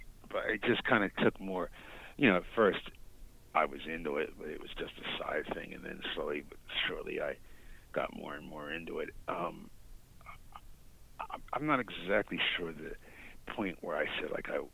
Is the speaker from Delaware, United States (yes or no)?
yes; Delaware, United States; my home state of Delaware